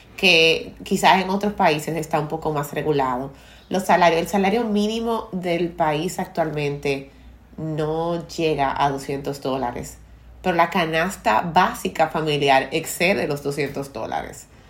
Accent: Dominican Republic; culturas como la dominicana, donde nos obligan a comer los padres desde pequeños

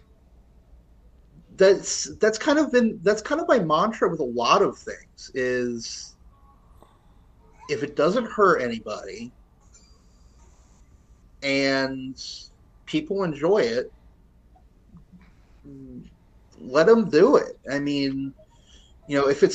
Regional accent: United States; I'm American. I've literally never left the United States

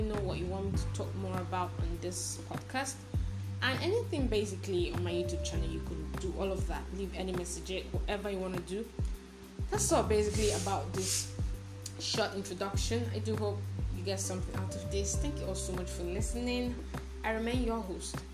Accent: Nigeria; I'm a Nigerian living in Nigeria

